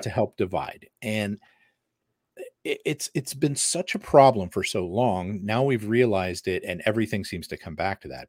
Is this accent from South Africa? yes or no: no; United States; I'm American